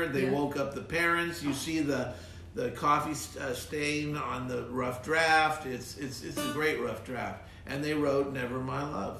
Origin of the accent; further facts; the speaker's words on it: San Diego, California, United States; San Diego.